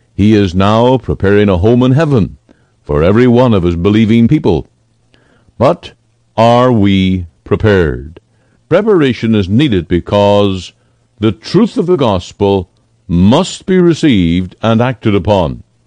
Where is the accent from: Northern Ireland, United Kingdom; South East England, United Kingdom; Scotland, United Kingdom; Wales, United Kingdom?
Northern Ireland, United Kingdom; moved away; I remember in my hometown hearing street preachers very common thing in my home country where on market day